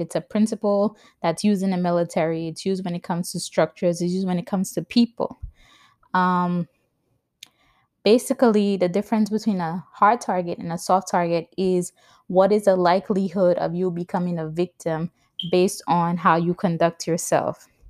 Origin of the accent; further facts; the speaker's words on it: New York, United States; also born or lived in Saint Lucia; now in New Jersey, United States; I was born in the Caribbean in Saint Lucia. I grew up in New York, and I currently live in New Jersey with my husband and my toddler son.